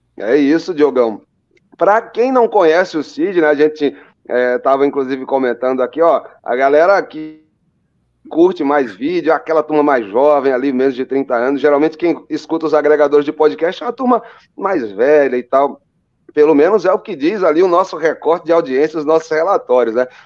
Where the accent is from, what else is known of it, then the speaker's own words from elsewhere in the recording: João Pessoa, Paraíba, Brazil; eu que nasci lá em João Pessoa.